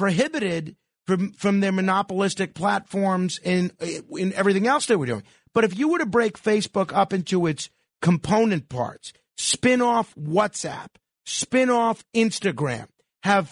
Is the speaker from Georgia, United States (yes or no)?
no; New York City, New York, United States; I am a proud Staten Islander